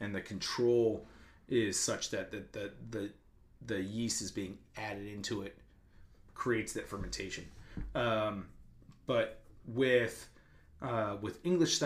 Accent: East Coast, New Jersey, New York, Northeast, United States; I grew up on the East Coast, in Northeast, Jersey, New York.

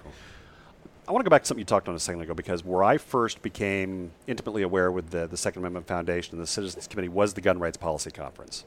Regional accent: Nebraska, United States; my home state of Nebraska

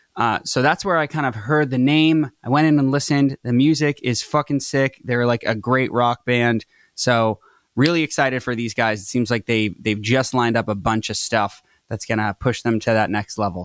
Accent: Reading, Massachusetts, United States; moved away as an adult; also born or lived in Tewksbury, Massachusetts / Salem, Massachusetts; now in Los Angeles, United States; I was raised in Tewksbury until I was very, in, like, third grade. Then I grew up in Reading

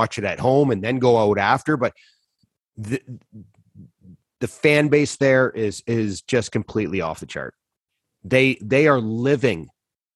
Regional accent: North Bay, Ontario, Canada; also born or lived in Buffalo; me growing up in North Bay, Ontario

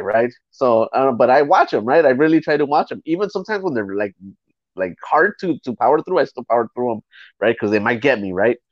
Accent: Los Angeles, California, United States; I'm from East

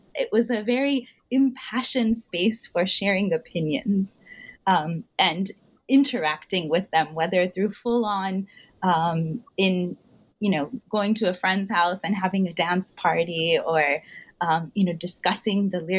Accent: Houston, Texas, United States; I grew up in Houston in the 90s, and my own parents liked Hindi film songs

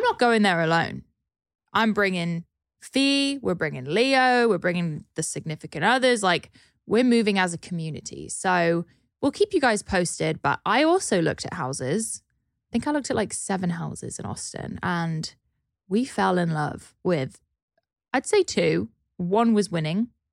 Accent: United Kingdom; now in Los Angeles, United States; a pale British person

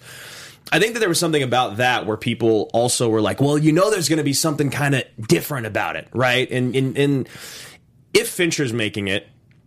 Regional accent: United States; as an American

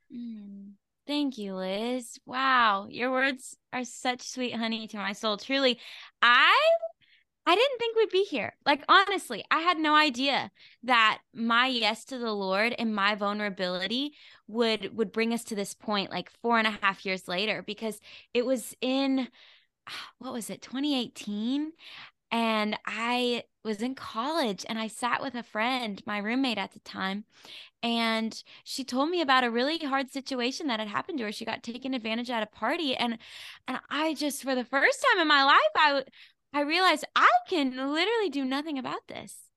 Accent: Arkansas, United States; out of Arkansas, my hometown

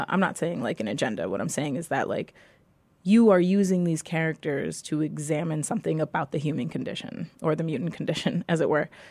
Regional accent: New York City, New York, United States; I grew up in New York City

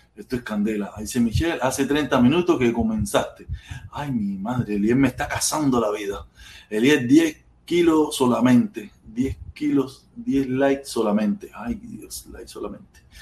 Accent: Cuba; moved away; nací en Cuba

